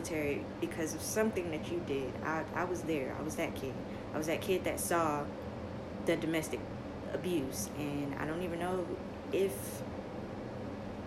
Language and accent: English; New York City, New York, United States; I am from the projects. I am from Marcy